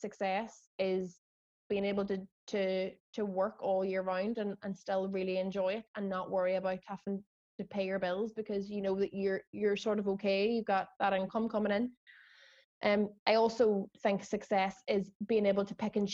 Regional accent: Derry, Northern Ireland, United Kingdom; we're from Derry

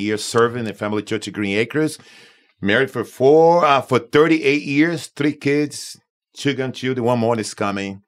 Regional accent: Manaus, Amazonas, Brazil; moved away as an adult; also born or lived in Mexico City, Mexico / Tucson, Arizona / South Florida; now in Florida, United States; I, born in Brazil

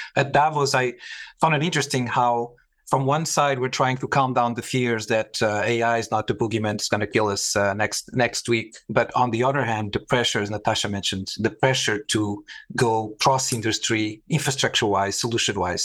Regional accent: Portugal; moved away; also born or lived in Middle East; I was, uh, born and raised in Portugal in, in an airbase

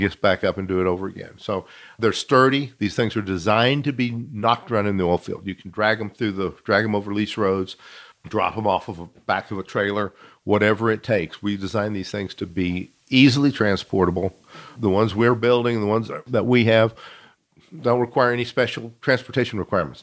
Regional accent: Midland, Texas, United States; also born or lived in Fort Worth, Texas; I grew up here in Midland, born in Fort Worth, moved to Midland when I was a baby

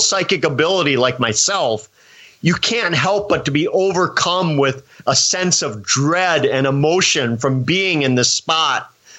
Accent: Wisconsin, United States; back in the safety of my home state of Wisconsin

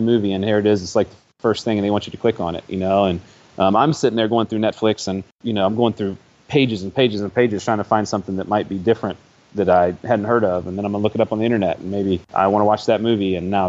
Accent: Ohio, United States; I grew up in Ohio

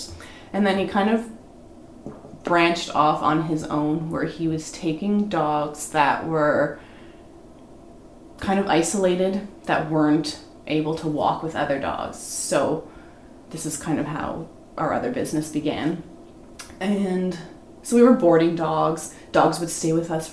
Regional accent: Toronto, Ontario, Canada; now in Warkworth, Canada; I was born and raised in Scarborough

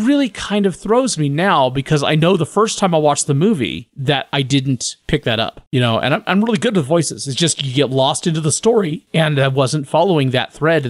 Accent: United States; as an American viewer

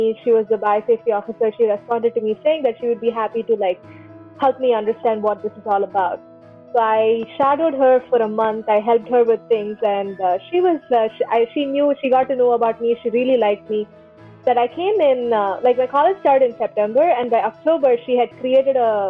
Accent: Chennai, Tamil Nadu, India; moved away as an adult; also born or lived in East Coast, United States / Sunnyvale, California; now in United States; I'm from Chennai

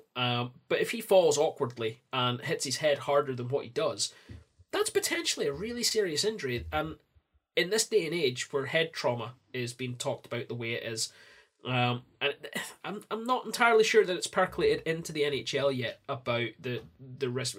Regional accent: Scotland, United Kingdom; I'm Scottish

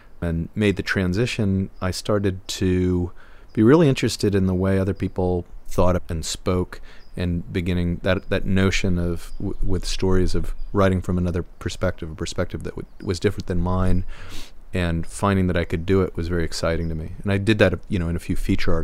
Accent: New York City, New York, United States; also born or lived in Oswego County, New York; I grew up in New York City

